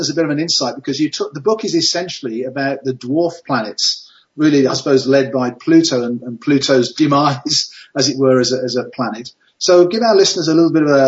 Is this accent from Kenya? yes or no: no; Victoria, British Columbia, Canada; my hometown, Victoria